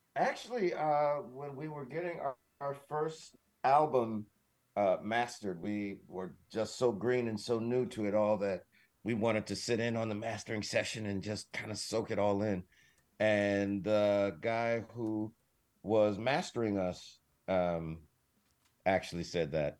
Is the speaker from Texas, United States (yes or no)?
no; Detroit, Michigan, United States; moved away; I'm from Detroit